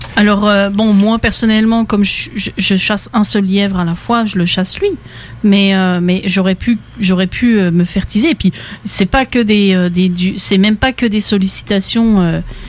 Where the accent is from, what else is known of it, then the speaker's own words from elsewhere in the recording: France; now in Quebec, Canada; ça fait longtemps que j'ai quitté la France